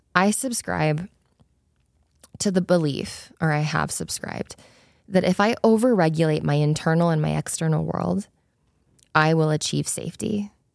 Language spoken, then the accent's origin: English; Spanish Fork, Utah, United States; also born or lived in South Korea; I was born in South Korea. I was adopted as a baby, and I grew up in Spanish Fork, Utah